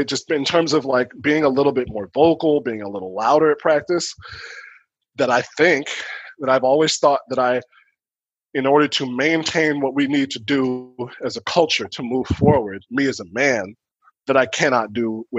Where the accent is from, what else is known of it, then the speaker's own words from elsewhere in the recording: Chicago, Illinois, United States; I am from the South Side, 74th Street of Chicago